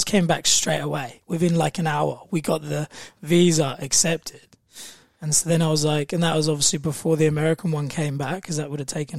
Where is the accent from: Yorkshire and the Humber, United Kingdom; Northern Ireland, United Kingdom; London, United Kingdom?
London, United Kingdom; Croydon; moved away as an adult; now in Australia; I grew up in South London, Croydon